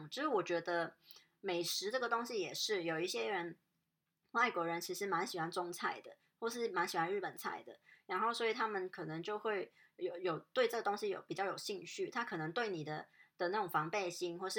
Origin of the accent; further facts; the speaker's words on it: Hong Kong; 告诉人家说哦我我是香港人，然后然后我我习惯平时可能是这样的